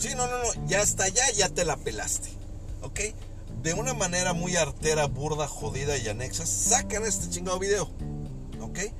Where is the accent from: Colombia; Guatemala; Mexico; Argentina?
Mexico; todas las personas que vivimos y que somos mexicanos y que estamos en este precioso país